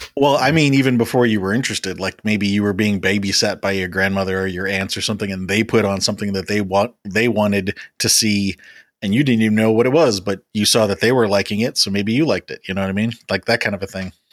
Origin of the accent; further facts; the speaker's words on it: Chicago, Illinois, United States; growing up in Chicago